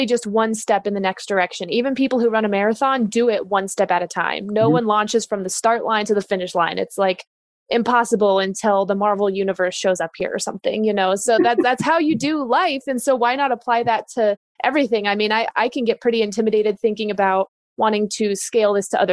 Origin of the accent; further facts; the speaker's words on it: Denver, Colorado, United States; also born or lived in California; I was born and raised in Denver